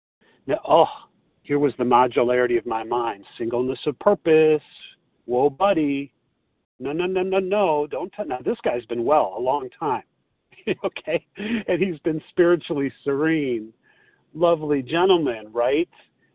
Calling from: Chicago, Illinois, United States; This is …, and I'm recovered today from Chicago.

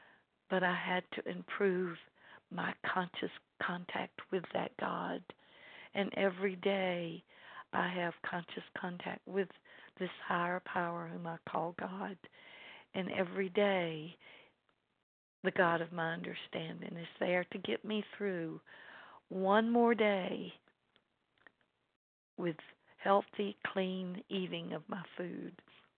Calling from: LaGrange, Georgia, United States; I'm calling in from LaGrange, Georgia

